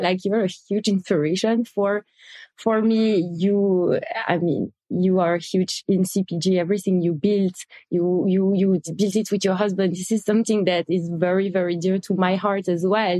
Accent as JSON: {"language": "English", "country": "Belgium", "tie": "born or raised there", "also_born_or_lived": "Israel", "moved": "as an adult", "lives_now": "New York, United States", "said": "the waffles, the cookies that, that we grew up with in Belgium"}